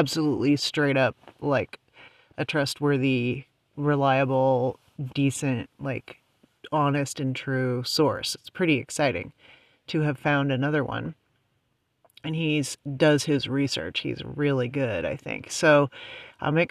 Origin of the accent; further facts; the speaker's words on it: United States; also born or lived in West Coast; being an American, that's kind of where I'm mainly, you know, I'm tuned into to what's going on here because, you know, I live here